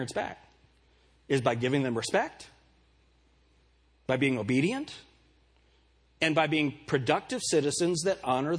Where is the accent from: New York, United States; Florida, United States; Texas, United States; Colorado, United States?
Colorado, United States; Pueblo; born in Pueblo, Colorado